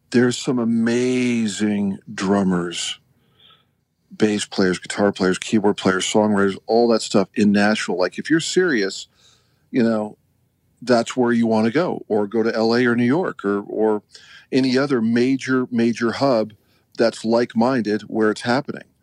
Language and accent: English; Canada; now in United States; you know, I grew up skiing in Canada, so I do a lot of skiing here uh, in Utah and uh, with my kids.